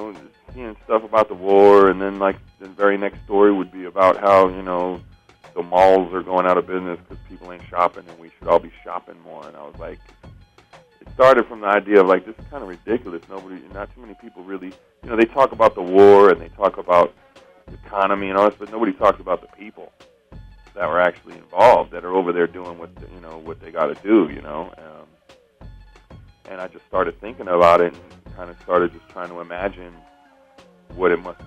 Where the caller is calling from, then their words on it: Los Angeles, California, United States; Los Angeles, at home.